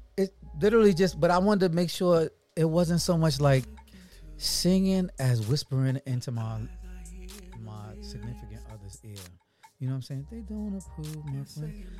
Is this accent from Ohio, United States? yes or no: no; New York City, New York, United States; moved away; also born or lived in Atlanta / Los Angeles; I am a black man from Brooklyn, New York.